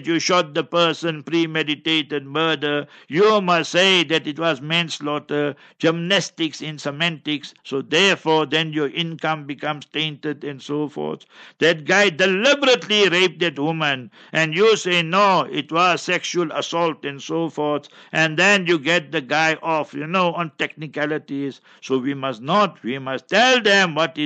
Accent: Heidelberg, South Africa; Ek is Afrikaner. I was born in Heidelberg

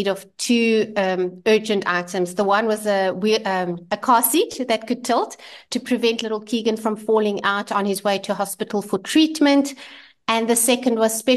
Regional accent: Vereeniging, Gauteng, South Africa; we come from Vereeniging, originally from the Vaal, and we have a restaurant there.

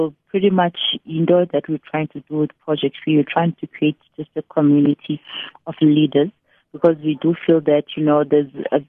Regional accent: East London, Eastern Cape, South Africa; now in Tanzania; I'm just someone who was born in East London. I grew up in Braden Heights, later on moved to Tanzania with my parents. And it's been my home for over 20 years now.

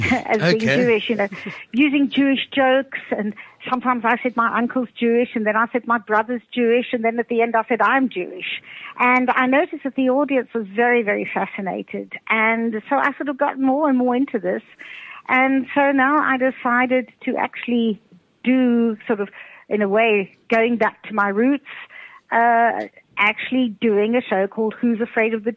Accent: Cape Town, Western Cape, South Africa; moved away as an adult; now in Austria; I was brought up in Cape Town, actually, brought up in Camps Bay

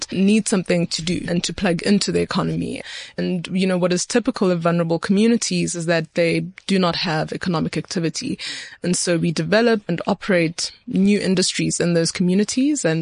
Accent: Etwatwa, Gauteng, South Africa; the community that I grew up in Etwatwa, which is just outside Daveyton

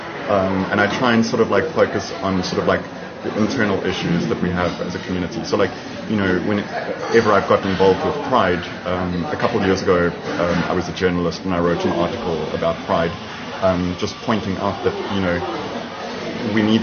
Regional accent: Durban, KwaZulu-Natal, South Africa; now in Cape Town, South Africa; I'm originally from Durban

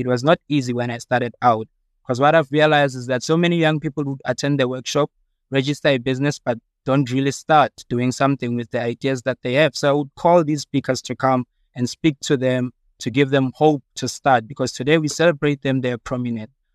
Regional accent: Evaton, Gauteng, South Africa; I'm from Vaal in Everton. Um, I grew up there in the Vaal, very disadvantaged

